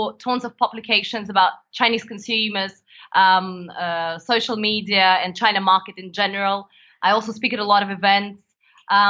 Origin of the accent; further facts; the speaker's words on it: Vladivostok, Primorsky Krai, Russia; moved away; I was born in the far east of Russia.